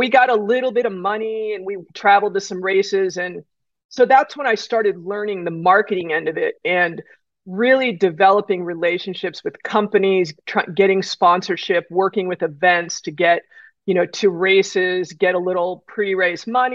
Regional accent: California, United States; I grew up with the in California with the junior lifeguard program

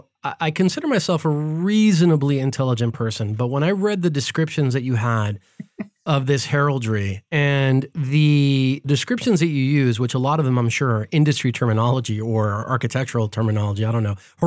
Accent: United States; And we take that for granted because like we're American and we use this all the time.

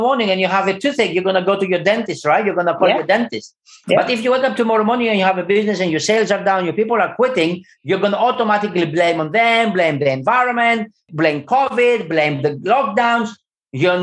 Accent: London, United Kingdom; moved away; I'm from London

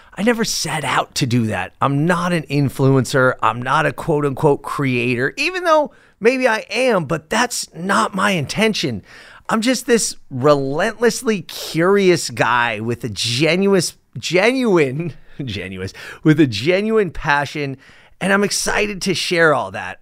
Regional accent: Los Angeles, California, United States; I was born and raised in Sepulveda. It's now known as North Hills

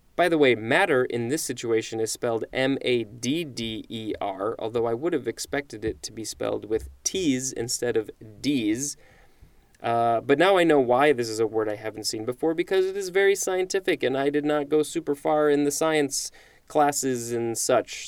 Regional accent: United States

